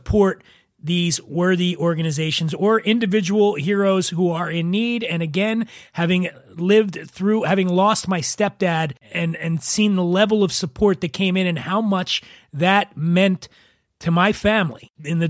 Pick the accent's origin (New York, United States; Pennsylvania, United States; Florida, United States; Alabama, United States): Pennsylvania, United States; Philadelphia; I'm from Philly, and proper pronunciation is not our forte, or as we say in Philly, fort